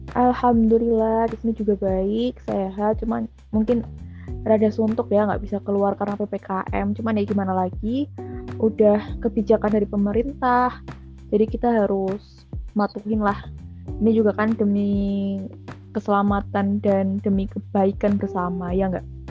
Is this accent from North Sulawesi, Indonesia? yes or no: no; Jombang, East Java, Indonesia; also born or lived in Solo; Aku aslinya dari Jombang, Jawa Timur.